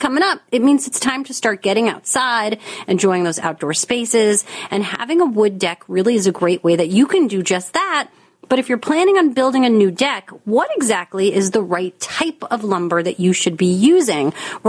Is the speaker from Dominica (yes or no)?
no; New York, United States; and you know, I'm a New Yorker, so sometimes I'm not always as friendly as I'd like to be.